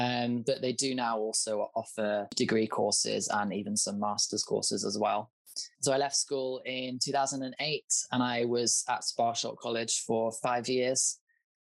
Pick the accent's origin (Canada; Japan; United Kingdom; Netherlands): United Kingdom; southern England; I grew up on a very rural sheep farm in southern England in the UK